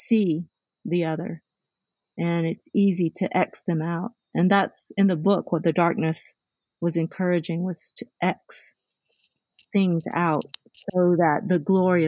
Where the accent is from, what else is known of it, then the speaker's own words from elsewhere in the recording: the South, United States; I came from the South.